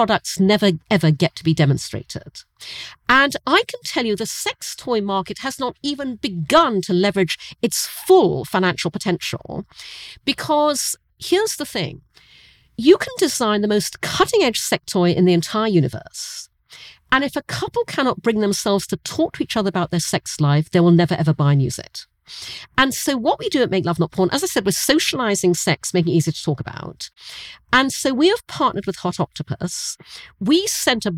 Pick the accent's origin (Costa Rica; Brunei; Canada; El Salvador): Brunei; moved away; I grew up in Asia, I grew up in Brunei